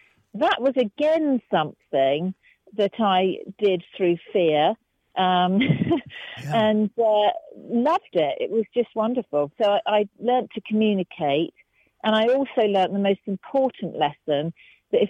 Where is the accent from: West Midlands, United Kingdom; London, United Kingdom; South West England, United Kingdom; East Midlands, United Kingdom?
West Midlands, United Kingdom; Herefordshire; I was from Herefordshire